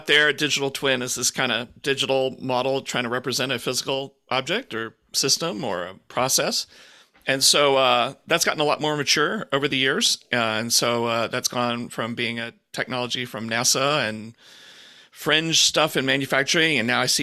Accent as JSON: {"language": "English", "town": "Houston", "region": "Texas", "country": "United States", "tie": "born or raised there", "said": "I grew up in Houston"}